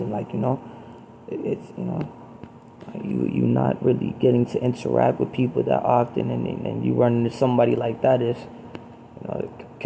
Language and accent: English; Baltimore, Maryland, United States; I'm from Baltimore